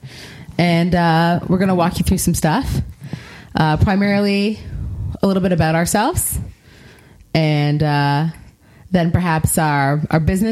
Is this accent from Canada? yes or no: yes; Toronto, Ontario, Canada; I'm from Toronto.